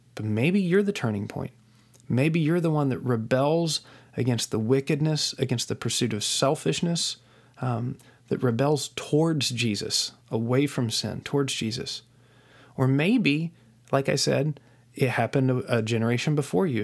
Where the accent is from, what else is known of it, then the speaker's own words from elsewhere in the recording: West Virginia, United States; I was raised in West Virginia in, uh, a small town in West Virginia